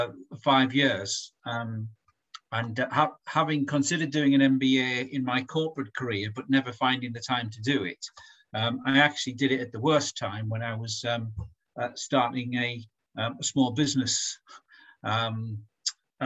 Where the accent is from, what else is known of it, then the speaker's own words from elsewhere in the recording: Durham, North East England, United Kingdom; And I'm from Durham too